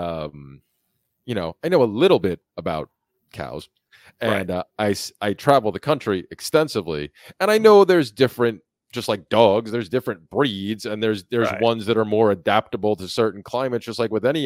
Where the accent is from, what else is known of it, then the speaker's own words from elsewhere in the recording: New York, United States; moved away; up in New York, where I'm from originally